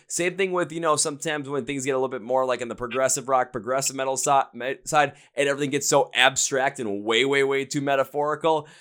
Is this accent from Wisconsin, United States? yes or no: yes; Wisconsin, United States; we're from Wisconsin